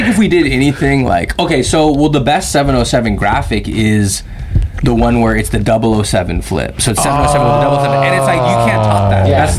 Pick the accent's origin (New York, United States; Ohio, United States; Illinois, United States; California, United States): California, United States; San Francisco; growing up in Chinatown